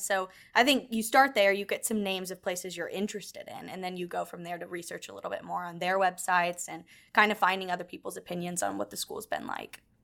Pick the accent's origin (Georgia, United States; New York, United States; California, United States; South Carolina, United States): Georgia, United States; Atlanta; now in Houston, United States; I'm from Atlanta